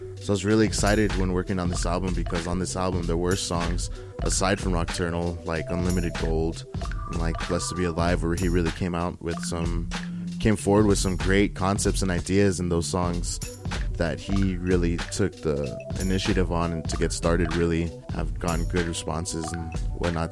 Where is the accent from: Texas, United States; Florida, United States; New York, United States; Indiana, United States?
Texas, United States; El Paso; growing up in Central